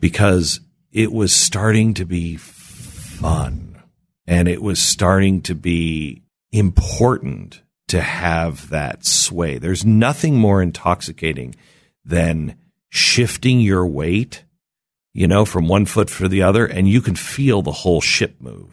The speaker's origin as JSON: {"language": "English", "region": "Pacific Northwest", "country": "United States", "tie": "born or raised there", "moved": "yes", "said": "I grew up in the Pacific Northwest"}